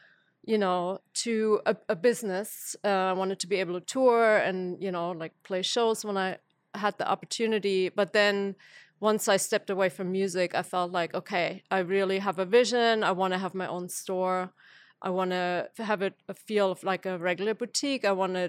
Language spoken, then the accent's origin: English; Germany; moved away as an adult; now in Athens, United States; Okay, so I came to Athens from Germany as an exchange student in the late 90s, so I'm going a little further back. And I was in school here for a year, fell in love with Athens and particularly the Athens music scene.